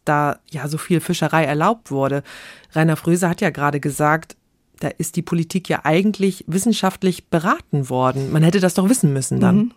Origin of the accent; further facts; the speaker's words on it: Neustadt in Holstein, Schleswig-Holstein, Germany; ich komme aus Schleswig-Holstein, mhm. ganz konkret Neustadt in Holstein